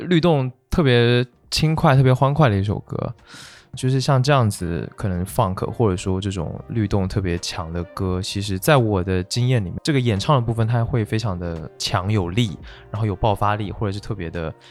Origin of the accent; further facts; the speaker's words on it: Kunshan, Jiangsu, China; 我小时候是在昆山，你知道吗？其实它不在，也算苏州了吧，但它离苏州市还是有点距离